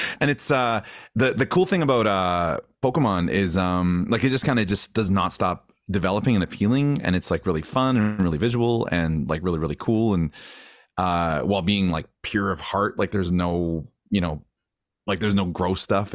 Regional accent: Grande Prairie, Alberta, Canada; I grew up in Grand Prairie, which is like, uh, I, I mean, I know we all know, but, uh, at the time when I was a kid, it was a smaller community in Northern Alberta

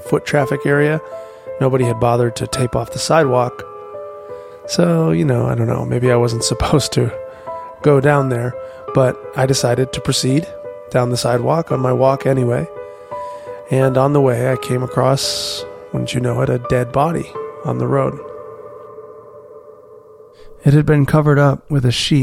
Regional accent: Wisconsin, United States; now in Los Angeles, United States; I grew up in Wisconsin

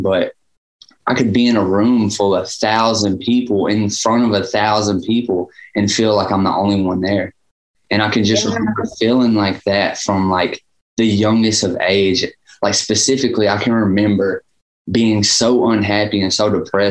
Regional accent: Dickson, Tennessee, United States; also born or lived in Gallatin, Tennessee; I moved to a place called Dixon, Tennessee when I was like 3

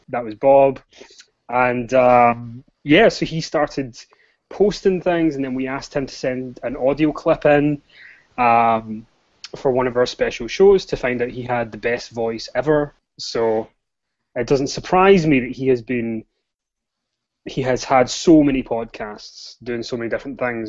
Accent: Scotland, United Kingdom; I am Scottish, so bear with me if you can't understand anything that I'm saying

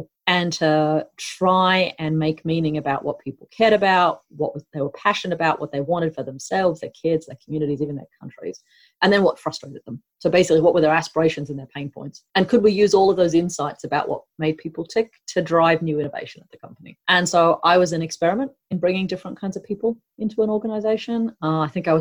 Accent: Northern Territory, Australia; moved away as an adult; also born or lived in United States; I grew up here in Australia on my mother's field sites in central and northern Australia. So I spent most of my childhood living in Aboriginal communities in the NT

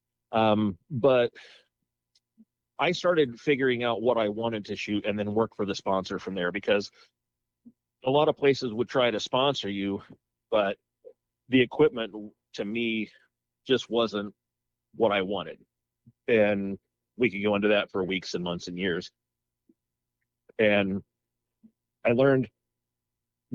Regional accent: Muncie, Indiana, United States; I'm originally from Muncie, Indiana

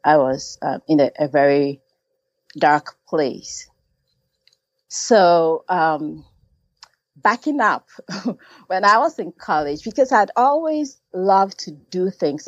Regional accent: Ghana; I was born and raised in Ghana

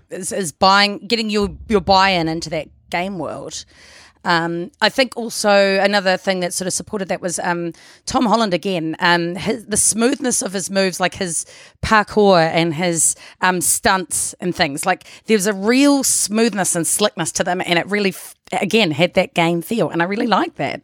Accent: New Zealand; accent: Kiwi; moved away; also born or lived in Australia

